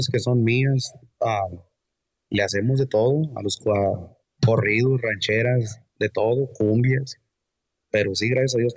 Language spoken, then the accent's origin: Spanish; London, California, United States; Yo soy, yo soy de London, California. Ah, nacido acá. Soy nacido, ah, en, el, en el pueblo de London